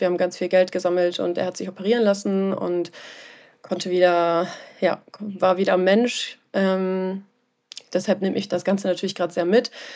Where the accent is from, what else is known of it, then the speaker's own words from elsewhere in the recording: Germany; ich bin ähm, Deutsche mit armenischem Hintergrund, also ich habe armenische Wurzeln, ähm, bin aber leider nicht aus Armenien